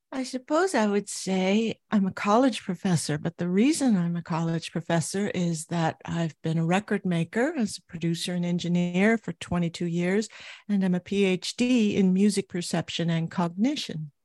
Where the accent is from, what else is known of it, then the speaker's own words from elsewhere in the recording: Anaheim, California, United States; I grew up in Southern California, Anaheim, California, to be specific.